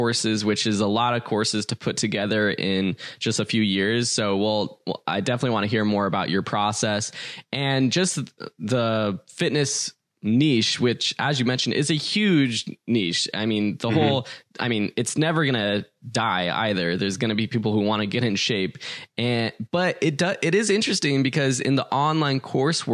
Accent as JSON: {"language": "English", "town": "Los Angeles", "region": "California", "country": "United States", "said": "I am from Los Angeles"}